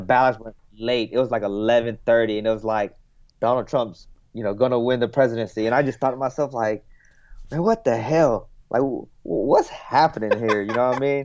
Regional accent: United States; I'm an American

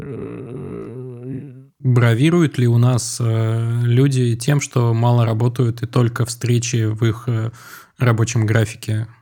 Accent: Moscow, Russia; я вырос э, в Чертаново, в доме, за которым сразу был такой холм.

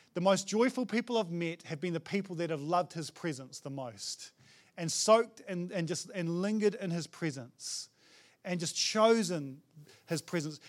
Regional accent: New Zealand; as a Kiwi guy

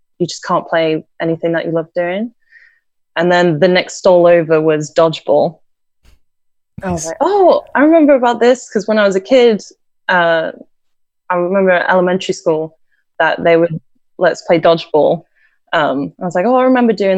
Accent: Nottingham, East Midlands, United Kingdom; moved away as an adult; also born or lived in Virginia, United States / New York City, United States; now in Ohio, United States; parents split. And I grew up until like 3 years ago in England

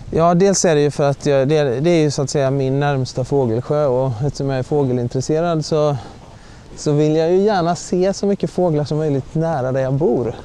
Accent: Mullsjö, Jönköping County, Sweden; moved away as an adult; also born or lived in Uppsala; now in Uppland, Sweden; jag kommer ju från Västergötland från början, från Mullsjö som ligger i gränsen mot eh, Småland, nära Jönköping.

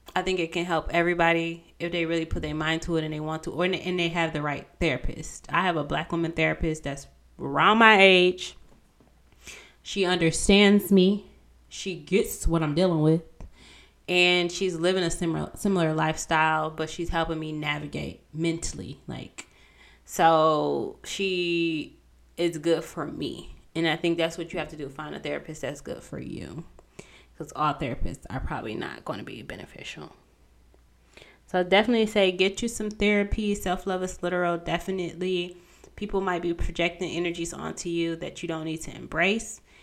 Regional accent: Pontiac, Michigan, United States; I'm from Pontiac.

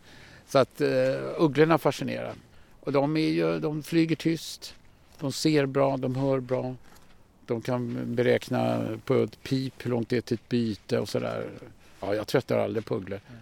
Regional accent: Stockholm, Stockholm County, Sweden; Jag föddes på norra Djurgården i Liljanskogen på Allmänna BB. Va? Och eh, jag har ju växt upp i den här miljön. Det här är mina hemmatrakter

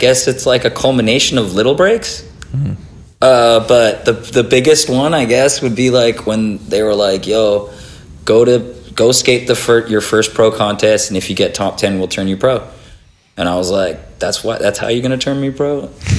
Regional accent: Chile; also born or lived in Australia / Canada; I'm an Australian born Chilean, so two Chilean parents had me in Australia. I moved to Canada at 7, and then I moved to Chile at 10.

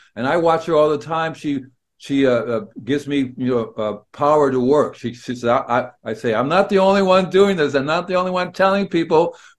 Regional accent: Peru; And it was growing up in Peru in the high altitude.

